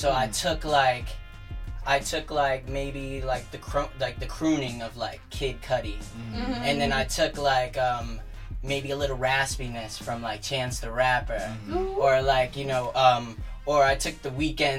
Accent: New York City, New York, United States; also born or lived in Manhattan (Harlem), New York; And then my parents moved out to Staten Island, so I grew up there.

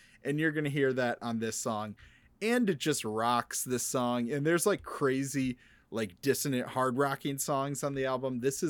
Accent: Midwest, United States; we grew up in the Midwest

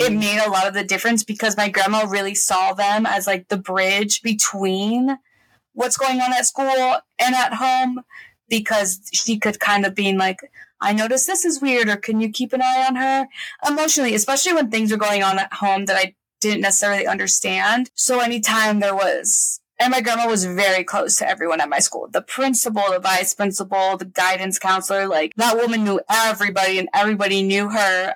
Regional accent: Miami, Florida, United States; accent: Miami; also born or lived in Santa Cruz, California; I'm from Miami

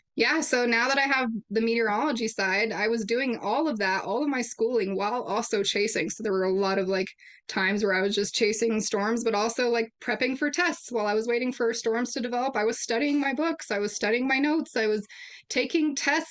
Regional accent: Colorado Springs, Colorado, United States; growing up in Colorado Springs, you know, we get a lot of weather extremes

